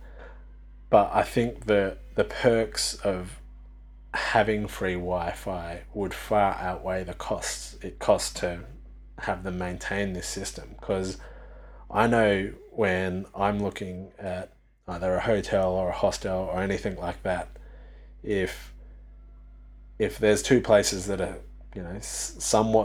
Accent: Australia; I come from Australia

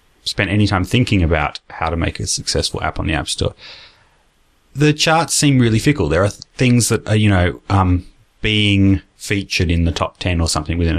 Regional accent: Australia; accent: Australian; also born or lived in United States; I lived in the States for a couple of years in primary school, in what's it called? Elementary school. And they made fun of my Australian accent.

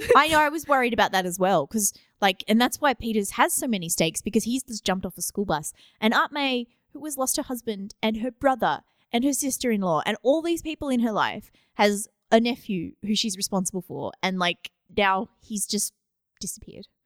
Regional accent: Australia; I'm Australian

